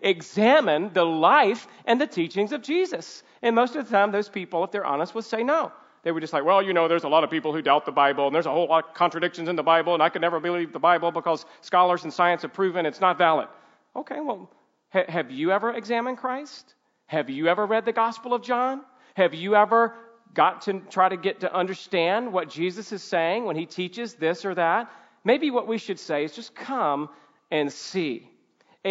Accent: the South, United States; I grew up in the South

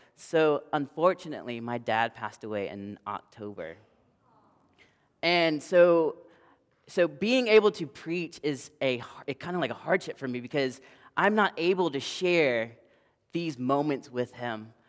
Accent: the South, United States; I am from the South

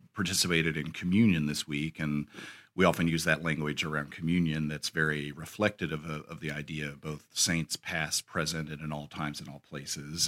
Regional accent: United States; as American Christians

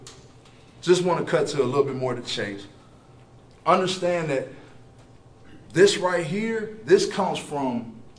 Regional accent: Oklahoma City, Oklahoma, United States; I'm from Oklahoma City

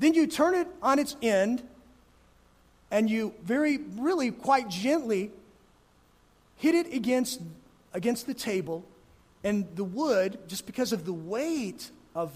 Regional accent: Gunnison, Colorado, United States; moved away; I grew up in Gunnison, where splitting wood was certainly part of life there

